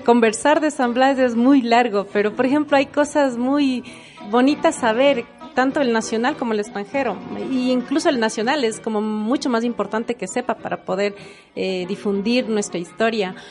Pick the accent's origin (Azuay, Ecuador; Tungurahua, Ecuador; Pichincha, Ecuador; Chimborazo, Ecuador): Chimborazo, Ecuador; Riobamba; now in Quito, Ecuador; Soy oriunda de Riobamba y también estoy radicada ya acá en Quito más de la mitad de mi vida